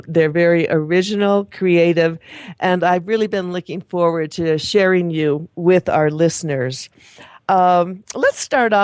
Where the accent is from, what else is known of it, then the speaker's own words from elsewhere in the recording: Toledo area, Ohio, United States; I'm from that part of the country too